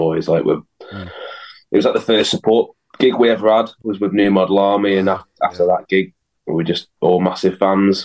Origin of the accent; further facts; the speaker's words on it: Macclesfield, North West England, United Kingdom; I was from Mac, so we always used to rehearse in Mac